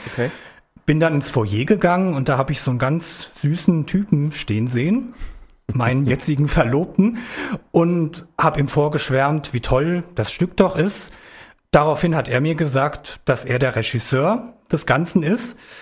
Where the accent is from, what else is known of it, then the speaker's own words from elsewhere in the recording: Biebergemünd, Hesse, Germany; also born or lived in Gelnhausen; Ich komme aus Biebergemünd, Bieber. Da bin ich aufgewachsen. Ja, bin im Jahr 1985 in Gelnhausen geboren